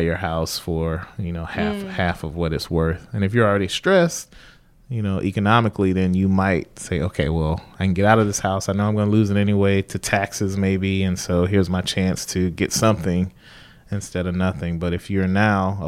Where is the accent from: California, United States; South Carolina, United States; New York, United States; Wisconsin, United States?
South Carolina, United States; moved away; I grew up in like a small rural town in South Carolina.